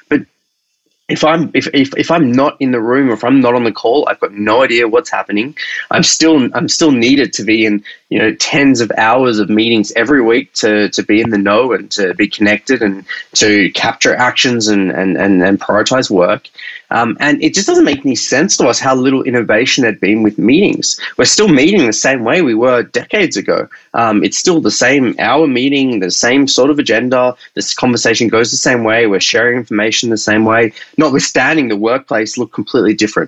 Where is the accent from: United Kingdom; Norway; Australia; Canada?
Australia; accent: Australian; now in San Francisco, United States; I'm typically based in San Francisco, originally from Australia. That's my accent.